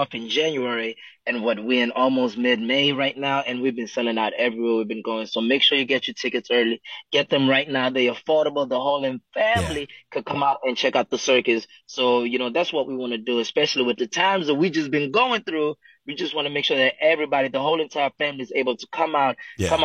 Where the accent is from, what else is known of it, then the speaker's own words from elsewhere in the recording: Johannesburg, Gauteng, South Africa; moved away; also born or lived in Pretoria; I'm originally from South Africa. I'm born in Pretoria, raised in Johannesburg